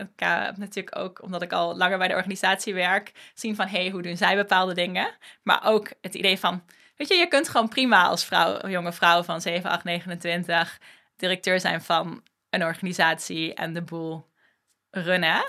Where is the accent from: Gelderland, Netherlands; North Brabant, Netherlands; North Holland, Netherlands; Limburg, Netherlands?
Limburg, Netherlands; moved away as an adult; now in Amsterdam, Netherlands; opgegroeid in Limburg, op mijn 18e naar Amsterdam verhuisd